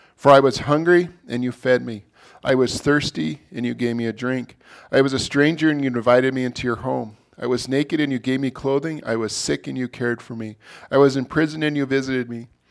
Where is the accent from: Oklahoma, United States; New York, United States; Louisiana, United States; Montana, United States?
Montana, United States; us native people in Montana